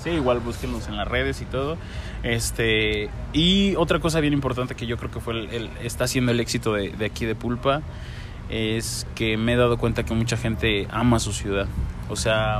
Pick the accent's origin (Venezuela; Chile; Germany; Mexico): Mexico; nuestro café mexicano